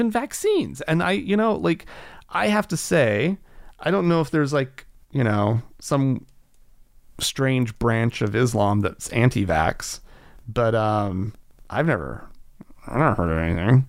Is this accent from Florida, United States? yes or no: no; Oklahoma, United States; growing up in Oklahoma